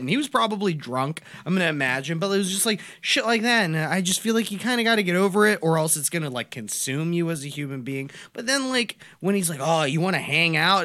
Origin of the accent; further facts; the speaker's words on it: United States; I'm born in America, so I'm an American by, by birth